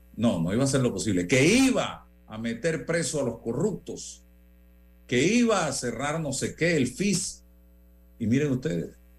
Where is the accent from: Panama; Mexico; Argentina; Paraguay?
Panama; como periodista y como panameño